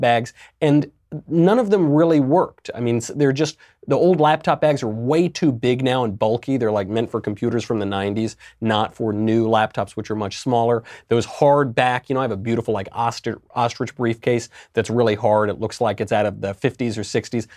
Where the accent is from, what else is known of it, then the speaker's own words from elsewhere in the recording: New York, United States; I'm a New Yorker pretty much my whole life